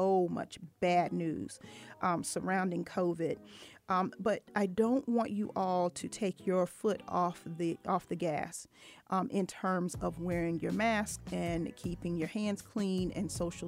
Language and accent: English; Virginia, United States; moved away; my hometown in Virginia